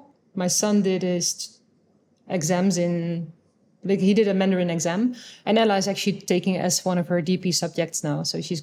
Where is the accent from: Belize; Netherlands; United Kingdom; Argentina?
Netherlands; first language Dutch; English is a second language; moved away as an adult; also born or lived in Angola / Singapore / China; now in Hanoi, Vietnam